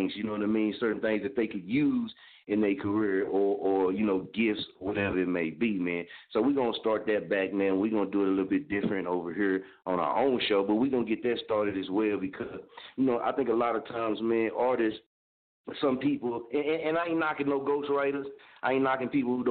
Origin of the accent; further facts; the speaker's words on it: Oklahoma, United States; I'm from Oklahoma